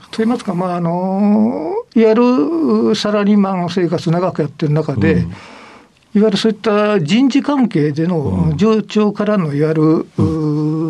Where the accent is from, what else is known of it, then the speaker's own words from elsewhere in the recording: Imabari, Ehime, Japan; 愛媛県で、あの、愛媛県の今治市